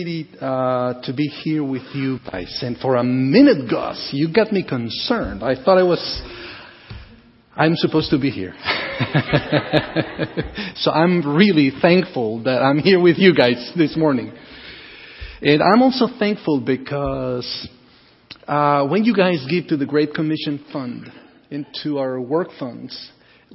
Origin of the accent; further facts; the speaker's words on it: Guatemala; moved away as an adult; also born or lived in Costa Rica; I was born in Guatemala